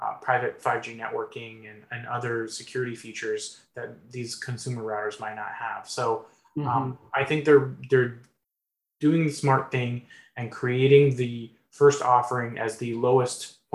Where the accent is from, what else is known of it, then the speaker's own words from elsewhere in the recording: Midwest, United States; I grew up in the Midwest